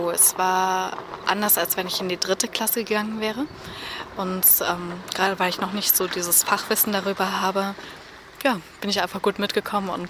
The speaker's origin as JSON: {"language": "German", "town": "Weßling", "region": "Bavaria", "country": "Germany", "said": "ich komme aus Wessling und ich muss mit der Bahn fahren."}